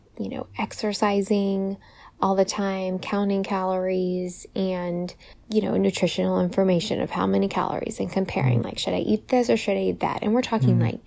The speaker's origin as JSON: {"language": "English", "region": "California", "country": "United States", "also_born_or_lived": "Virginia", "moved": "as an adult", "said": "when I got to college, I moved all the way from the West Coast in California all the way to the East Coast to Virginia"}